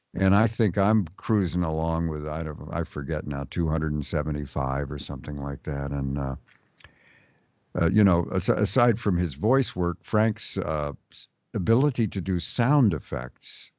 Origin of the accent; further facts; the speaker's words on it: Montreal, Quebec, Canada; we're both from Montreal, Canada.